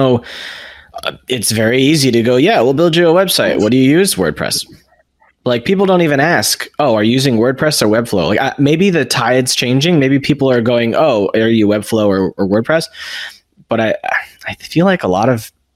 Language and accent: English; United States; I'm American.